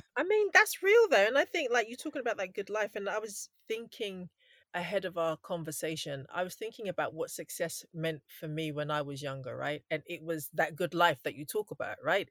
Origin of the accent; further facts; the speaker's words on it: London, United Kingdom; I grew up in London